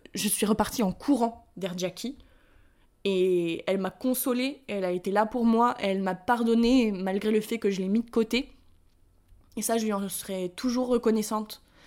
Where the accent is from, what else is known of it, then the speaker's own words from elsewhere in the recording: France; accent: French; moved away as an adult; also born or lived in United States; je suis la française, tu vois, qui euh, j'arrive de France, euh, j'ai déménagé aux États-Unis, j'ai encore mon accent français